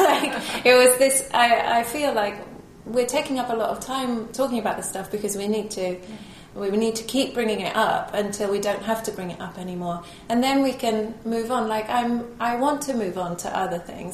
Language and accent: English; United Kingdom; being British